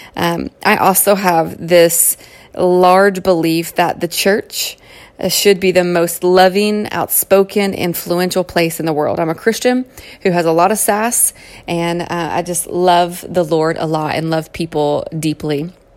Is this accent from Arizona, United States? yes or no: no; Kentucky, United States; accent: Southern twang; moved away as an adult; now in California, United States; You'll also recognize a Southern twang, and that's because I was born and raised in Kentucky. Um, and I've lived out in California now for goodness, 11 or 12 years